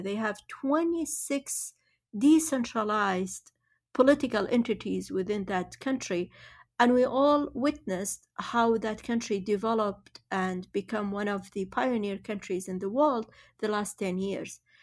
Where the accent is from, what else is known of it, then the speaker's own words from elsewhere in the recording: Baghdad, Baghdad Governorate, Iraq; also born or lived in Kirkuk; I was born in Kirkuk, but my, uh, family was pushed out to Baghdad through an early stage of Arabization process back in the, in the seventies. Um, I grew up in a, in, uh, in a house in Baghdad